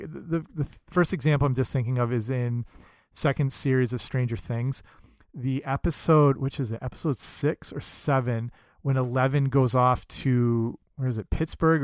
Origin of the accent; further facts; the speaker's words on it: Canada; I'm Canadian, so that makes me very proud of my homeland